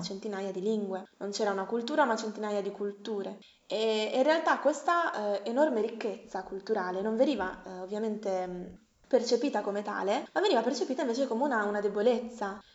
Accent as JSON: {"language": "Italian", "town": "Bologna", "region": "Emilia-Romagna", "country": "Italy", "tie": "born or raised there", "also_born_or_lived": "United States", "said": "io sono nata e cresciuta a Bologna"}